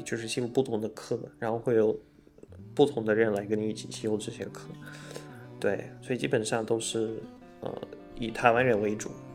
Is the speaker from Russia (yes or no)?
yes; outskirts of Moscow, Moscow Oblast, Russia; Chinese is a second language; moved away as an adult; now in Taipei, Taiwan; 我老家在莫斯科郊外嘛，然后我每天去上学啊，去哪里都要，至少要花两个多小时吧